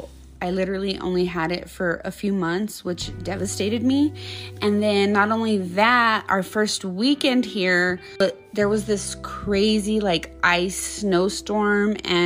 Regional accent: New Mexico, United States; moved away as an adult; I literally moved from my hometown in New Mexico to a whole ass state away

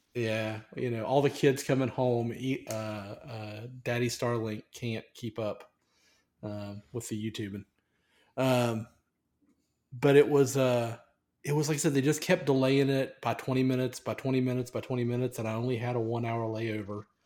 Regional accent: United States; I've been raised as an American

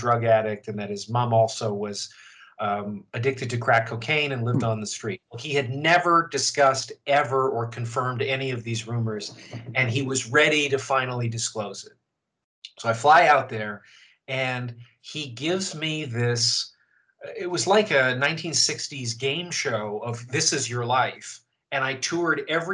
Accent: Canada; now in United States; I'm from Canada, where the BBC was very present

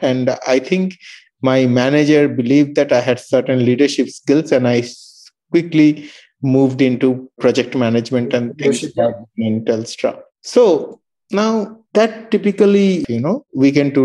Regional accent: Darjeeling, West Bengal, India; moved away as an adult; now in Melbourne, Australia; I was born in Darjeeling

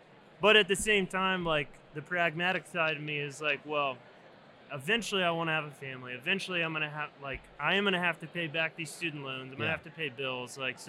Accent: Virginia, United States; Yeah, so I'm originally from Virginia. I grew up on the coast, so close to Virginia Beach, pretty big touristy spot on the East Coast.

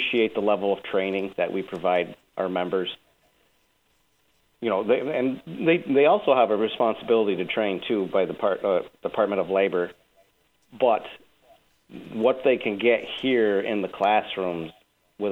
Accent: Malone, New York, United States; now in Rochester, United States; I was born in the Malone, New York area, in a really small town outside of Malone

